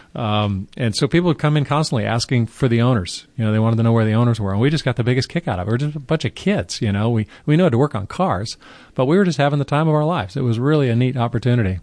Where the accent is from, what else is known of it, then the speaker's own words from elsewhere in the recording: Carmel, California, United States; I grew up in Carmel, California